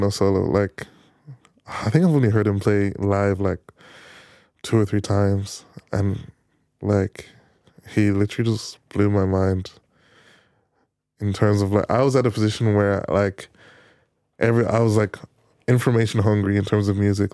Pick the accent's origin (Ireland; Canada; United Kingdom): Ireland; Navan, Leinster; I'm I'm from Navan